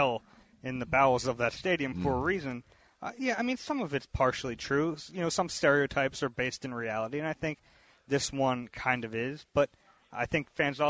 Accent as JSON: {"language": "English", "town": "Philadelphia", "region": "Pennsylvania", "country": "United States", "tie": "born or raised there", "also_born_or_lived": "Houston", "said": "I grew up in Philly"}